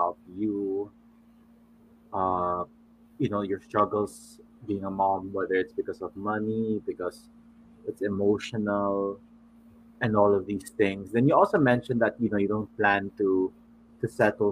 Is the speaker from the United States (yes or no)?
no; Manila, Metro Manila, Philippines; I'm from Manila